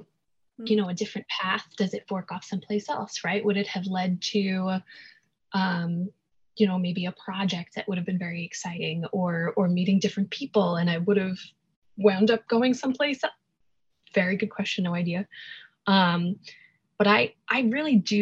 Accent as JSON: {"language": "English", "town": "New York City", "region": "New York", "country": "United States", "tie": "born or raised there", "said": "I was born and raised in New York, here in New York City"}